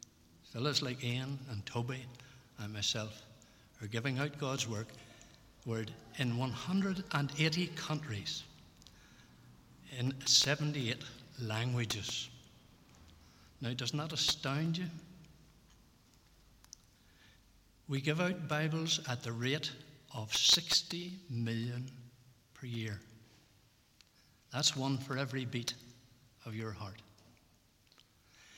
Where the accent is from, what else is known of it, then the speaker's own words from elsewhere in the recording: Belfast, Northern Ireland, United Kingdom; moved away; I grew up in Ballyhackamore, down there in Holland Gardens